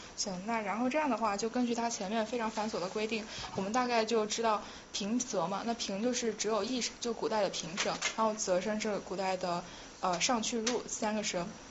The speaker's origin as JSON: {"language": "Chinese", "region": "Yunnan", "country": "China", "said": "我是云南人嘛"}